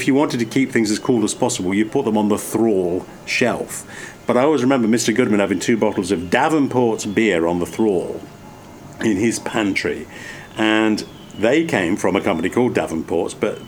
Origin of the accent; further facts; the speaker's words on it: England, United Kingdom; now in United States; I grew up in England